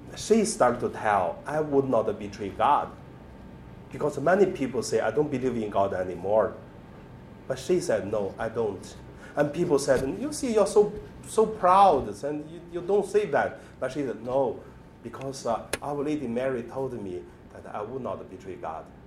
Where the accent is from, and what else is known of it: China; born or raised there; moved away